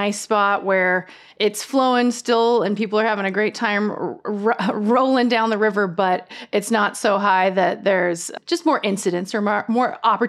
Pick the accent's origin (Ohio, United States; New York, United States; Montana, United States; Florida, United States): Montana, United States; Missoula; now in Boise, United States; I'm from Missoula, Montana, and we used to float the rivers.